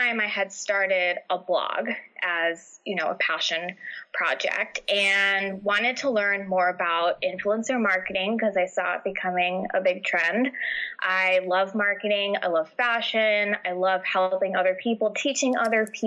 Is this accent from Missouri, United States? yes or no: no; New York, United States; also born or lived in New Jersey; now in New Hampshire, United States; I'm originally from New York.